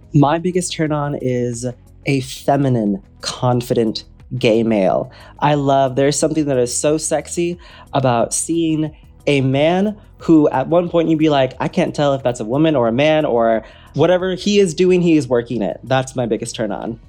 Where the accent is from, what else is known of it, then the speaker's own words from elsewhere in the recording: Wisconsin, United States; now in Los Angeles, United States; I grew up in Wisconsin